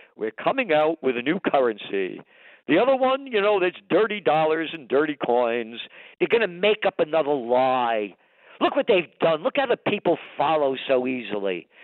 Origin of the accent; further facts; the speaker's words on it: New York City, New York, United States; I was born in the Bronx